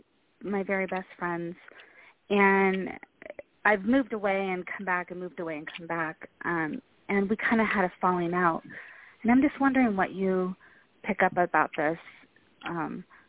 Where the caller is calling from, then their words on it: California, United States; I'm calling from California